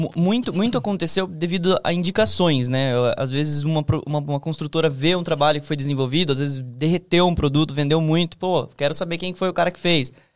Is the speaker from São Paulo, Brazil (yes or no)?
yes; Sorocaba, São Paulo, Brazil; moved away; eu vim do interior, né, de Sorocaba